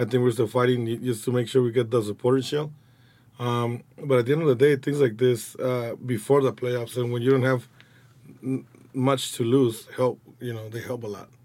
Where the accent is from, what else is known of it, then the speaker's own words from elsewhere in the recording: Guadalajara, Jalisco, Mexico; English is a second language; also born or lived in United States; now in Los Angeles, United States; I was born in Guadalajara